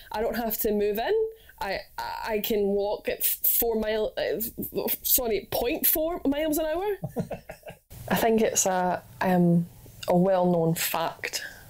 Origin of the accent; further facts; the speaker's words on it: United Kingdom; we're British people